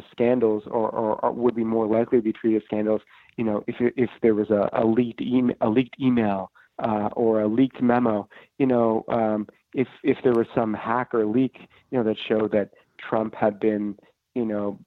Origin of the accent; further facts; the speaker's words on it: Canada; moved away as an adult; now in Washington, United States; a Canadian reporter in Washington